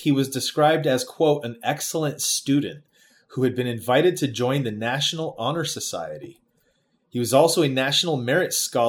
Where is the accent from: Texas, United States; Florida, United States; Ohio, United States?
Florida, United States; Pinellas Park; moved away as an adult; now in Buffalo, United States; I was growing up in Pinellas Park